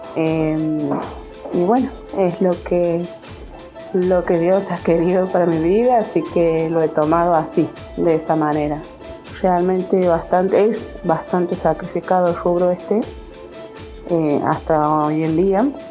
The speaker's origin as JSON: {"language": "Spanish", "region": "Santiago del Estero", "country": "Argentina", "said": "soy de Santiago del Estero, capital."}